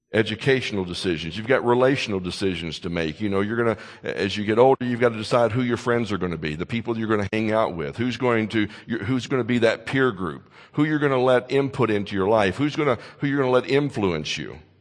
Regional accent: Kentucky, United States; moved away; my home state of Kentucky

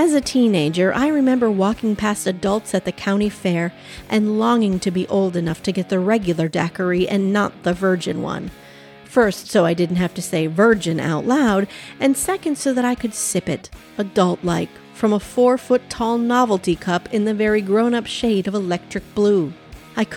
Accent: Thief River Falls, Minnesota, United States; my hometown of Thief River Falls, Minnesota

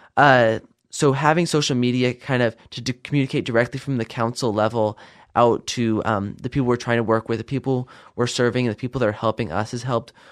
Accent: Idaho, United States; also born or lived in Virginia; I was not born in Idaho, but I would definitely say I grew up here. Uh, I was born back in Virginia, uh, moved here in two thousand one, and I spent most of my life here since then.

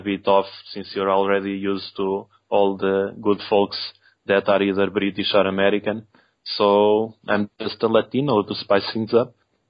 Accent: Portugal; English is a second language; I'm Portuguese, and I'm the only one from the Saturn Junkyard team who's not a native English speaker.

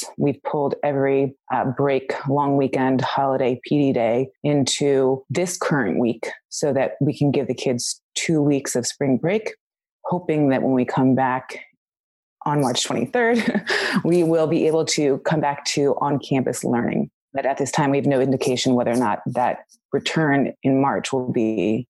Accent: Washington, District of Columbia, United States; moved away as an adult; also born or lived in Bangkok, Thailand; now in Jeju, South Korea; I'm coming from originally Washington, D.C. area. Currently, I'm working at a private international school in South Korea, and I've been international since 2010, so Southeast Asia area.

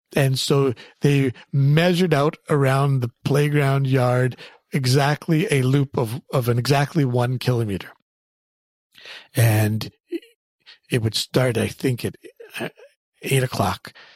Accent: Canada; I grew up in Canada

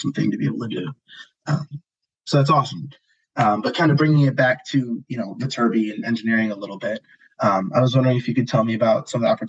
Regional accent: Chicago, Illinois, United States; moved away as an adult; now in Los Angeles, United States; I'm also from Chicago too. That's Christian and I know each other from high school

